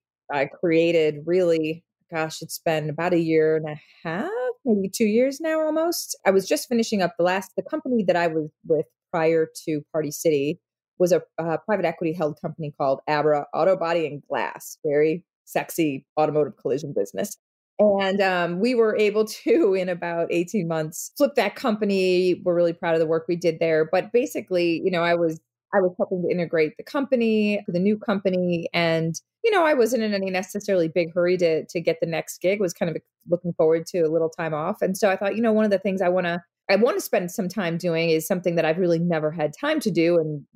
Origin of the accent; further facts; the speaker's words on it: Midwest, United States; born there; I was born in the Midwest.